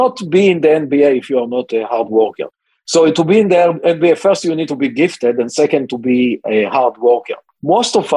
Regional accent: Israel; moved away as an adult; I was born and raised in Israel

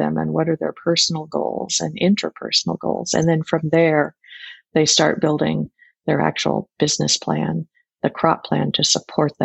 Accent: Fort Worth, Texas, United States; now in Whidbey Island, United States; I grew up in Fort Worth, Texas

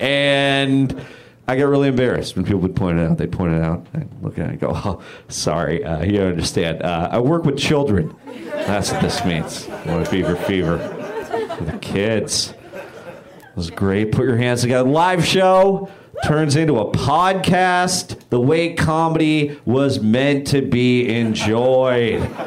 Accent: Bay Area, California, United States; now in Los Angeles, United States; I'm from the Bay Area

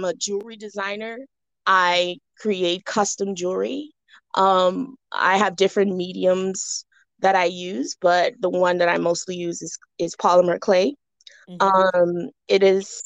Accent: Bahamas; moved away as an adult; now in Atlanta, United States; I was born and raised in the Bahamas. I currently reside in Atlanta, Georgia.

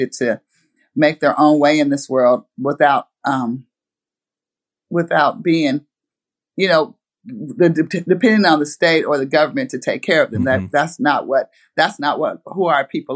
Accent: Portland, Oregon, United States; growing up in that area

